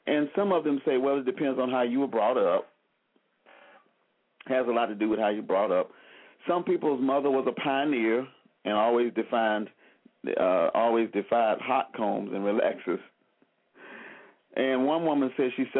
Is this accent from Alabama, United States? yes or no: yes; Selma, Alabama, United States; I'm from Selma, Alabama